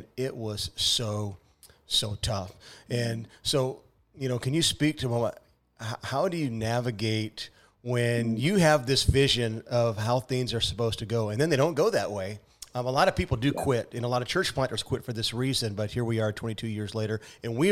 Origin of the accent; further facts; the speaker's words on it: Central Illinois, United States; also born or lived in Phoenix, Arizona / Sandusky, Ohio / Tulsa, Oklahoma; now in Peoria, United States; I'm originally from Phoenix, but ended up moving to Central Illinois as a kid and grew up in Illinois after that.